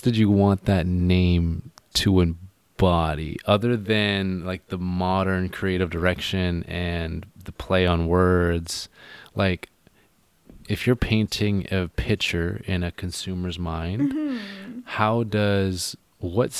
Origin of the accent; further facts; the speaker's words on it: Gulf Islands, Vancouver Island, British Columbia, Canada; I'm from the Gulf Islands, Vancouver Island